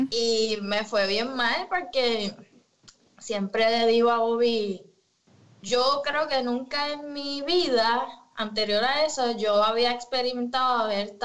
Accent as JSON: {"language": "Spanish", "town": "Ponce", "country": "Puerto Rico", "tie": "born or raised there", "also_born_or_lived": "Yauco / Caguas / Mayagüez", "said": "Mi familia es de Ponce, me crié en Ponce"}